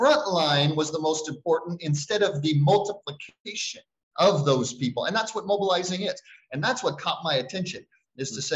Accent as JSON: {"language": "English", "country": "United States", "also_born_or_lived": "Turkey", "moved": "as an adult", "lives_now": "Chiang Mai, Thailand"}